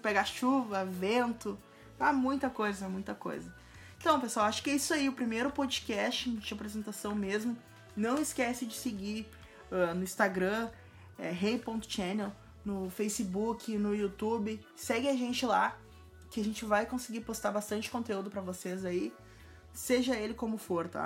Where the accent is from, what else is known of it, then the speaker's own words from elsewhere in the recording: Porto Alegre, Rio Grande do Sul, Brazil; eu sou de Porto Alegre